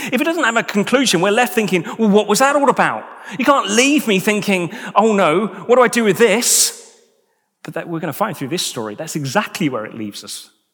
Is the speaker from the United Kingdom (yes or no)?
yes; United Kingdom; as British individuals